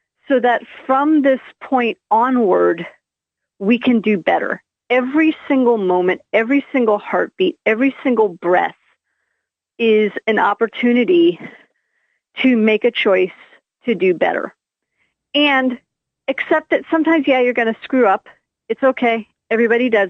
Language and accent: English; United States; I am American